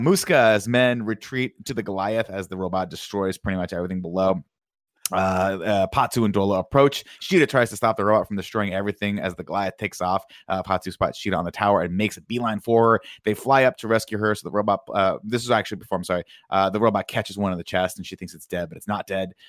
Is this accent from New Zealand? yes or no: no; Riverside, California, United States; I grew up in Riverside